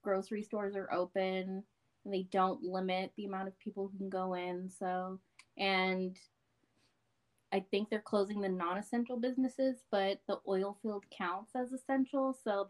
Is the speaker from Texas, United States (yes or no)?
yes; Odessa, Texas, United States; I was raised in Odessa, currently live in Odessa, and I am in nursing school.